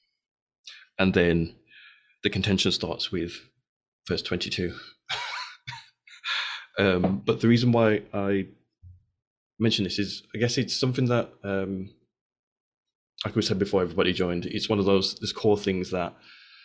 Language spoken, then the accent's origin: English; Birmingham, West Midlands, United Kingdom; growing up in George Street in Birmingham